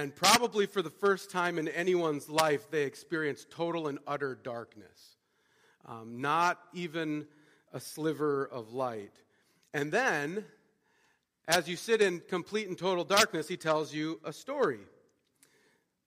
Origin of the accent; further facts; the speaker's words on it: Montana, United States; I grew up in Montana, and growing up in Montana, you get the chance to see a lot of beautiful stuff